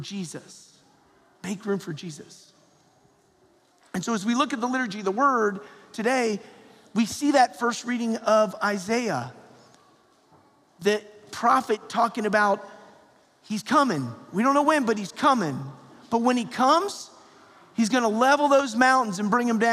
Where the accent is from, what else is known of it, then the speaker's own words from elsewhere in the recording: Perrysburg, Ohio, United States; growing up in Perrysburg, Ohio